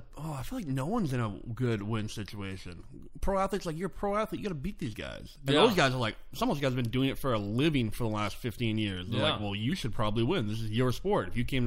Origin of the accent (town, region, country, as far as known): Regina, Saskatchewan, Canada; born or raised there; moved away as an adult; now in Seattle, United States